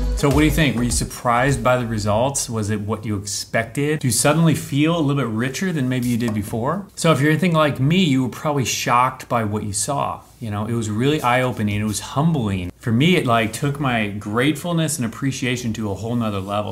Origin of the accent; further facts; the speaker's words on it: United States; those of us who are Christians in America